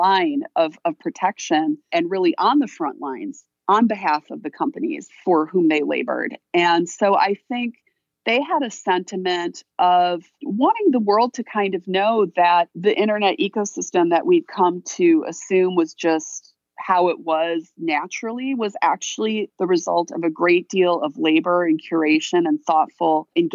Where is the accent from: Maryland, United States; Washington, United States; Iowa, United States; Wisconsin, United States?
Wisconsin, United States; moved away; also born or lived in Illinois; I'm a Midwesterner, you know, I'm from Wisconsin